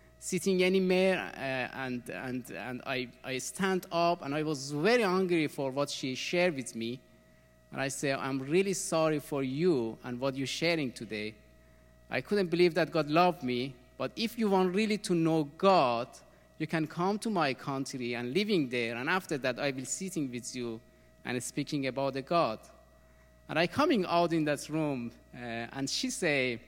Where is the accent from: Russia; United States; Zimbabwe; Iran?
Iran; English is a second language; moved away as an adult; also born or lived in Austria; I was born in Iran, 1975. The time that the revolution came in my country. That was very hard time when I growing in country